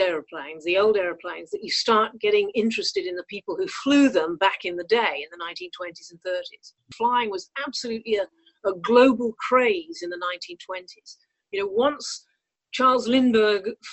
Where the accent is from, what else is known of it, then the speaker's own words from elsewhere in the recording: North West England, United Kingdom; also born or lived in Canada; I did not come from a privileged background. I mean, we had a pizza restaurant in the north of England, you know, lived in the rented flat above